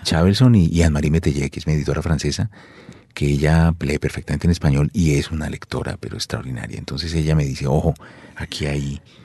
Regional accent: Colombia; soy colombiano

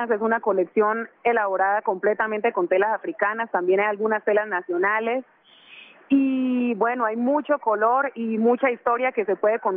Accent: Chocó, Colombia; accent: Chocoano; aunque yo no crecí en el Chocó, no crecí en Condoto, siempre tengo muy marcado mi acento, como lo pueden

